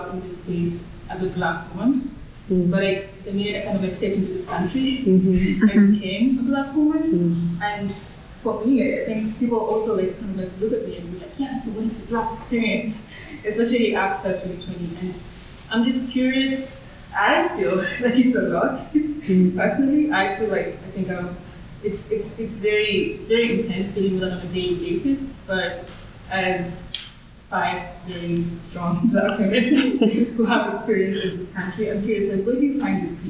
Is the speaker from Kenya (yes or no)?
yes; Kenya; moved away as an adult; now in United States; I'm from Kenya, so born and raised in Kenya, and I came for undergrad here